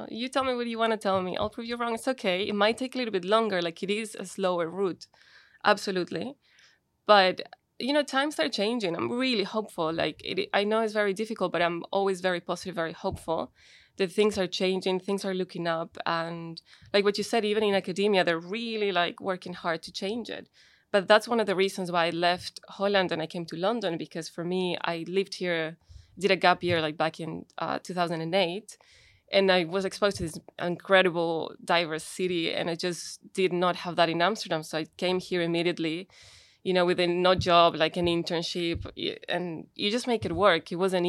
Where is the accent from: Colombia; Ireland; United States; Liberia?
Colombia; born there; Like, I was born in Colombia, but my siblings are from Chile.